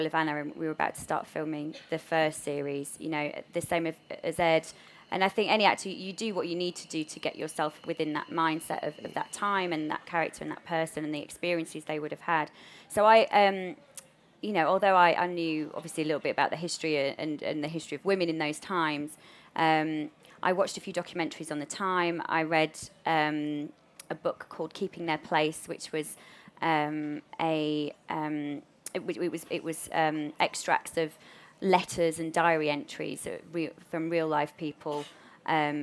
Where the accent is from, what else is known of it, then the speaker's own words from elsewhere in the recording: Yorkshire and the Humber, United Kingdom; accent: Yorkshire; a Yorkshire accent, even though that is my real accent